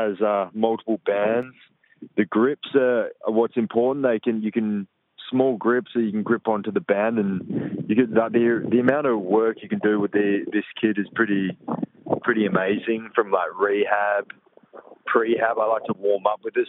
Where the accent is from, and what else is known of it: Perth, Western Australia, Australia; born or raised there